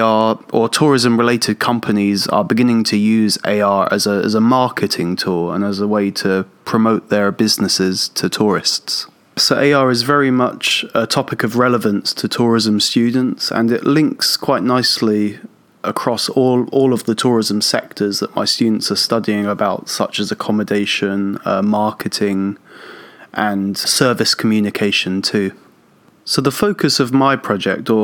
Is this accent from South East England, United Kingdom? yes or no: yes; Portsmouth, South East England, United Kingdom; moved away as an adult; now in Tokyo, Japan; I'm originally from England, south of England, a city called Portsmouth, and I've been living and teaching in Japan for about 11 years now.